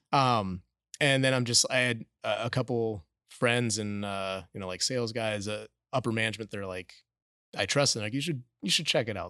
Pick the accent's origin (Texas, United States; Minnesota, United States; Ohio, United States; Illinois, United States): Minnesota, United States; Minneapolis; moved away as an adult; now in The Woodlands, United States; we grew up in suburbia in Minneapolis